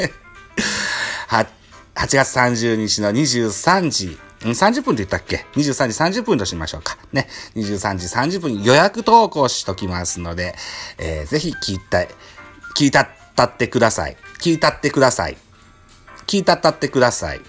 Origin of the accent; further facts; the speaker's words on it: Shimane, Japan; moved away as an adult; also born or lived in Kyoto, Japan; 僕は島根県生まれの柴根県育ちではありますが、実は大学が京都でしてね